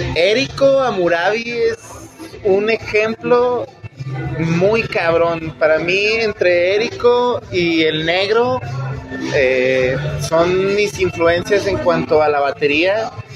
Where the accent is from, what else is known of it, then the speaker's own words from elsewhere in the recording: Fresnillo, Zacatecas, Mexico; moved away as an adult; now in Mexico City, Mexico; soy de orgullosamente de Fresnillo, Zacatecas